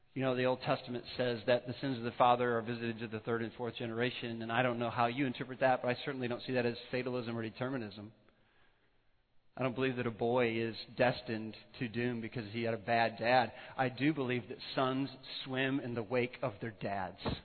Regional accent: northwest Illinois, United States; now in Colorado, United States; When the potter was forming me in my mother's womb in, in northwest Illinois

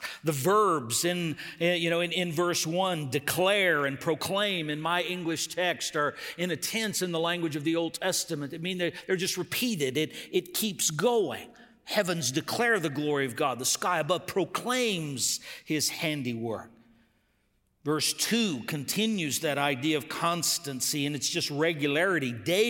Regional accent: Texas, United States; I grew up in West Texas on the border, and it was just permeated by Spanish. Took it in school. All my friends spoke it, but I had this mental block, and I regret it to this day.

